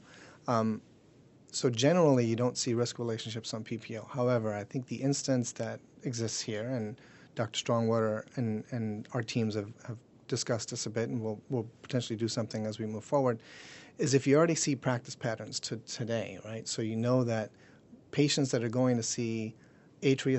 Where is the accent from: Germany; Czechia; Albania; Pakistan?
Germany; now in United States; I was born and raised in Germany. Mom's German